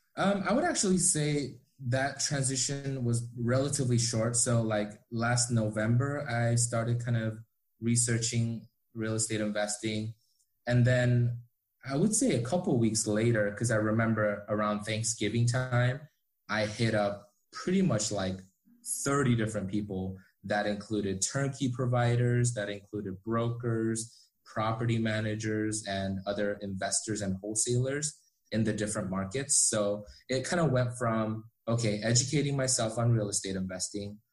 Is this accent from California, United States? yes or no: yes; Orange County, California, United States; also born or lived in South Korea; we immigrated here from South Korea when I was five years old, and we kind of settled in Orange County, California.